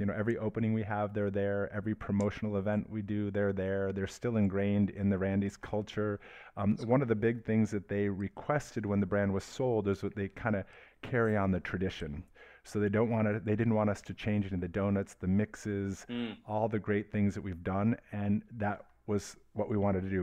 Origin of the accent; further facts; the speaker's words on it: Detroit, Michigan, United States; also born or lived in Miami / Los Angeles / Atlanta / Boston; now in California, United States; grew up in uh, Detroit suburbs